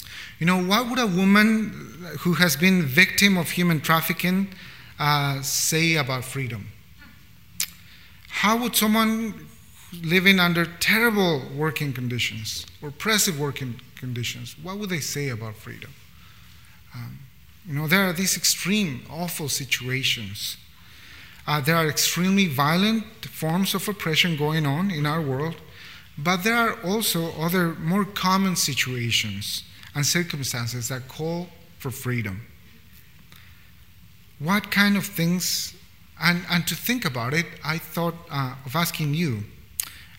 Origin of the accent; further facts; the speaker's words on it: Bolivia; now in Vancouver, Canada; I come from a context from Bolivia, which is a beautiful, beautiful country